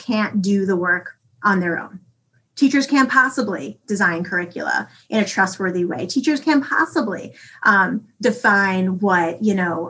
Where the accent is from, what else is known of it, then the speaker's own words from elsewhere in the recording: New York City, New York, United States; moved away as an adult; now in North Dakota, United States; I've only lived here for a year and I'm from the Bronx